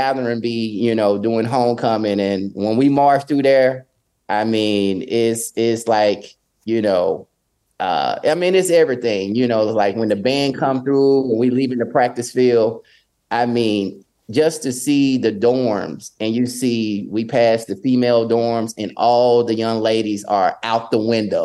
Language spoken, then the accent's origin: English; Clarksdale, Mississippi, United States; my hometown